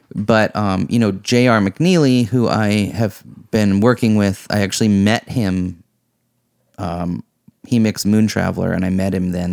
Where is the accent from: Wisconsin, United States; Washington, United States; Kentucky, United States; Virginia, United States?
Washington, United States; Vashon Island; growing up on Vashon Island